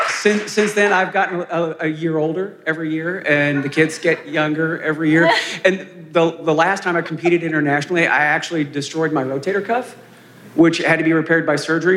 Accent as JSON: {"language": "English", "region": "Kentucky", "country": "United States", "tie": "born or raised there", "moved": "yes", "lives_now": "Seattle, United States", "said": "When I was a little kid growing up in Kentucky"}